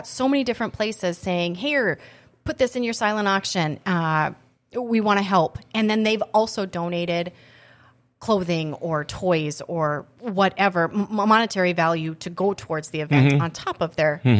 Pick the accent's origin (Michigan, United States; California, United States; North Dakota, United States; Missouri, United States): North Dakota, United States; Mandan; moved away as an adult; now in Grand Forks, United States; I'm actually from Mandan.